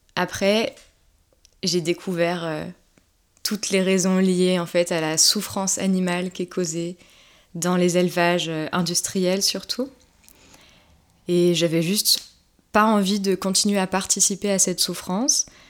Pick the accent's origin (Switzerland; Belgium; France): France; Haute-Savoie, Auvergne-Rhône-Alpes; je viens de Haute-Savoie